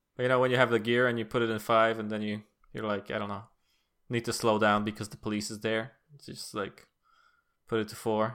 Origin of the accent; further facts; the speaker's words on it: Poland; as a Polish person